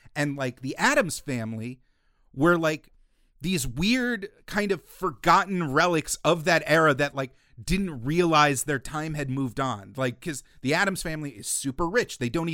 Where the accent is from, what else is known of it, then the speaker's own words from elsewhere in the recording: New Jersey, United States; growing up in New Jersey, it was littered with all these skeletons of these opulent, lopsided, decrepit mansions